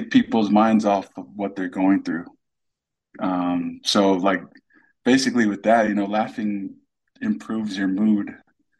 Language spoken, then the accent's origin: English; Anaheim, California, United States; also born or lived in Pago Pago, American Samoa; now in Utah, United States; I was born in Pongo Pongo, American Samoa, raised in Southern California, Anaheim, Riverside area. I live in Utah now.